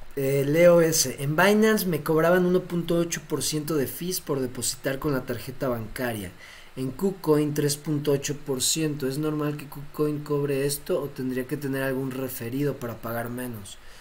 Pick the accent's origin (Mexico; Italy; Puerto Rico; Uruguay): Mexico; siendo mexicano